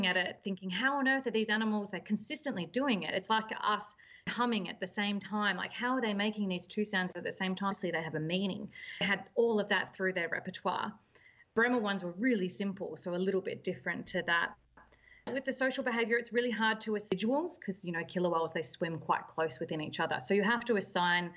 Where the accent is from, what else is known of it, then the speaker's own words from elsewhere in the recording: Melbourne, Victoria, Australia; moved away as an adult; also born or lived in Western Australia; I originally grew up in Melbourne on Port Phillip Bay